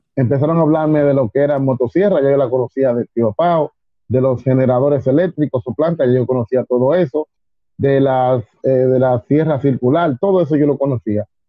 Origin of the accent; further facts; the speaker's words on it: Dominican Republic; fui el segundo dominicano que fue a la NFCA